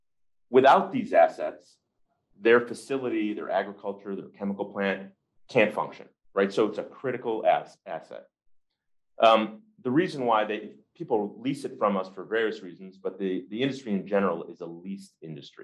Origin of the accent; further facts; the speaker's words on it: just outside of Detroit, Michigan, United States; I grew up in Michigan, just outside of Detroit